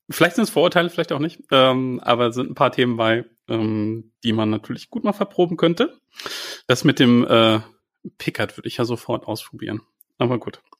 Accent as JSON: {"language": "German", "town": "Werther", "region": "North Rhine-Westphalia", "country": "Germany", "tie": "born or raised there", "said": "Geboren und aufgewachsen bin ich"}